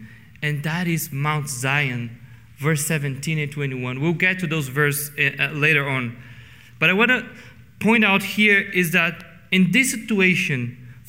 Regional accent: Brazil; English is a second language; now in Canada; In Brazil, I have to be aware that I enjoy a position of privilege

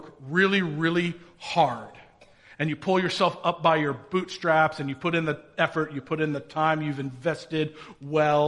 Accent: Indiana, United States; I grew up in Indiana. I'm a good Hoosier.

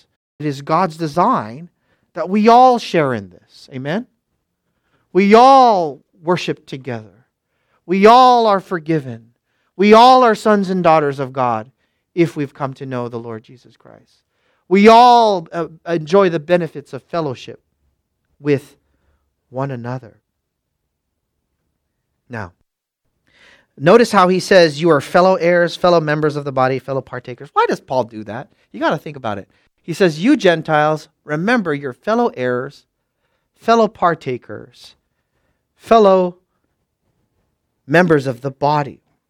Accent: Philippines; Because I'm from up north. These people are all from down south. I'm Filipino. I have black hair and brown eyes.

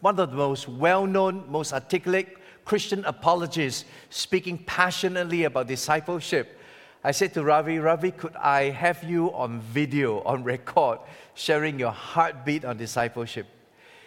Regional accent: Singapore; I'm from Singapore, sunny city, near the equator

